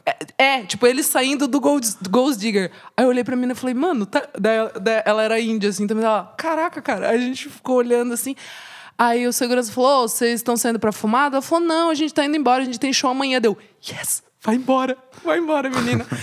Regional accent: Brazil; eu vim do Brasil

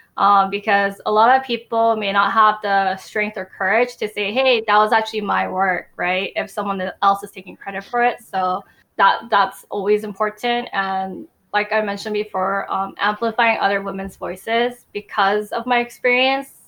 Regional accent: United States; I am Asian American

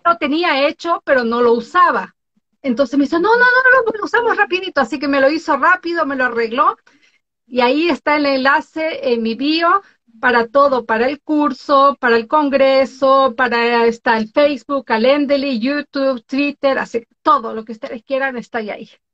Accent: Galápagos, Ecuador; now in Oslo, Norway; soy de Ecuador, nacida en Galápagos, vivo en Noruega, Oslo, Noruega, desde hace muchos años atrás

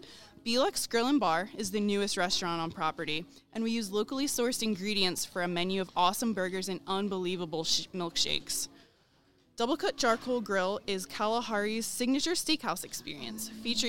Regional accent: Stroudsburg, Pennsylvania, United States; I'm actually from Stroudsburg, PA, so I'm a Poconos native.

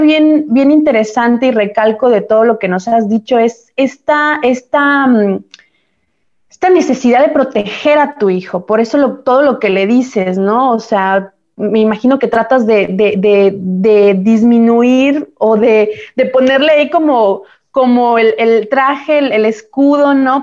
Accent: Mexico; moved away as an adult; now in Italy; Nosotros que venimos de México a Europa, a Italia

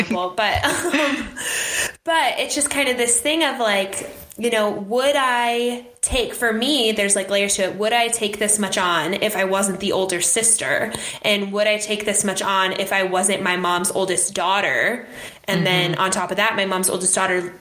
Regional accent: Phoenix, Arizona, United States; I'm from Phoenix, this is where I'm from

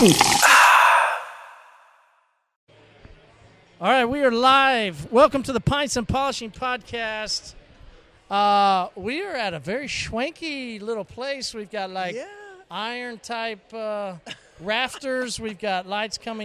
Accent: Tulsa, Oklahoma, United States; I grew up in Tulsa, Oklahoma

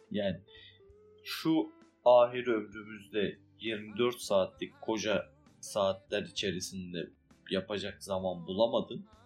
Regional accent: Akşehir, Konya, Turkey; Akşehir köyü.

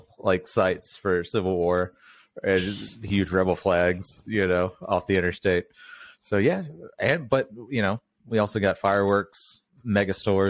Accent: Mobile, Alabama, United States; I grew up in Mobile, Alabama

